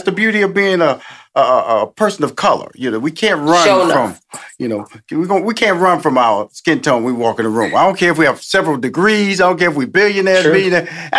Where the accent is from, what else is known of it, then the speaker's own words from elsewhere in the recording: Houston, Texas, United States; and I'm from Houston, Texas, born a native of Texas, okay?